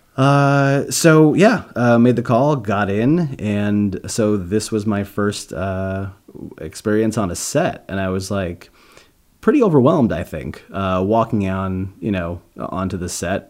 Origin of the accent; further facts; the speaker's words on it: New York, United States; moved away as an adult; also born or lived in Boston; now in Los Angeles, United States; I'm from New York.